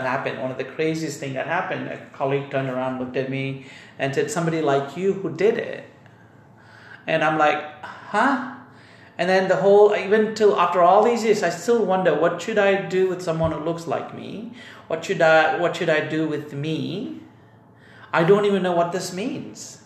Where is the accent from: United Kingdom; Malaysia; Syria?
Malaysia; now in United States; I grew up in Malaysia. I've got Indian ethnicity